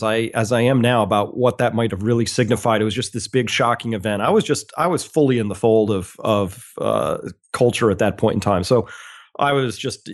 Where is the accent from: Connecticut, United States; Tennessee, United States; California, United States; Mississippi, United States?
Connecticut, United States; Mansfield Center; I grew up in Mansfield Center, Connecticut, which is near Storrs, Connecticut, so kind of rural.